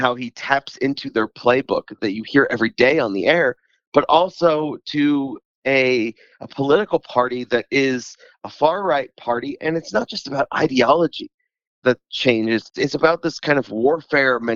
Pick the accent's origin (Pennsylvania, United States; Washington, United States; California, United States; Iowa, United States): Pennsylvania, United States; Philadelphia; I come from the Philadelphia region